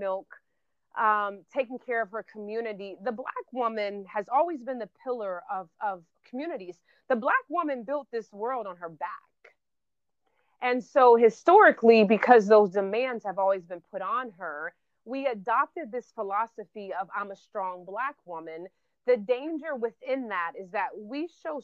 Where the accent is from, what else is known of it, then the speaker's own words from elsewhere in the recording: Florida, United States; I'm from Florida